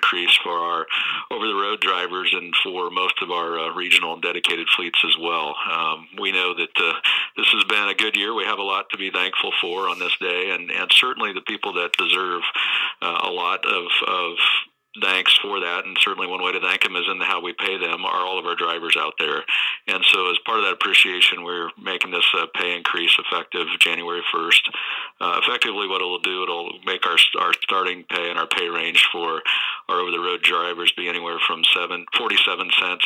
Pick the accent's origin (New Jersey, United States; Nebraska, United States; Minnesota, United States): Nebraska, United States; moved away as an adult; also born or lived in Denver, Colorado; I'm originally from Nebraska. I lived in Denver at the time